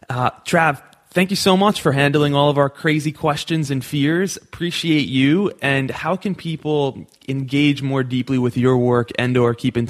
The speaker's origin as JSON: {"language": "English", "country": "United States"}